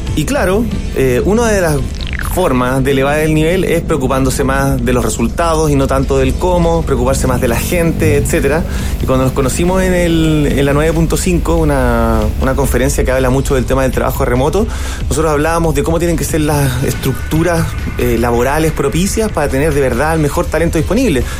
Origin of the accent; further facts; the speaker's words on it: Germany; Soy alemán e informático